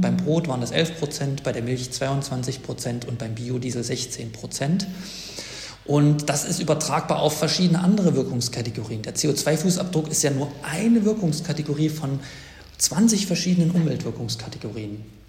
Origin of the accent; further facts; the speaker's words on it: Thuringia, Germany; empfehle ich als Thüringer